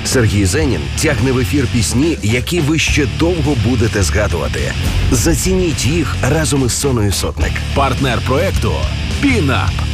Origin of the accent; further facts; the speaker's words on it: Ukraine; Я з України